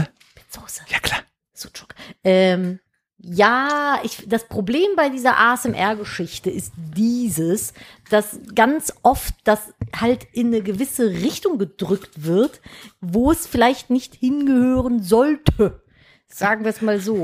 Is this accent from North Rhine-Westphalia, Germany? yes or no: yes; Cologne, North Rhine-Westphalia, Germany; ich bin Kölnerin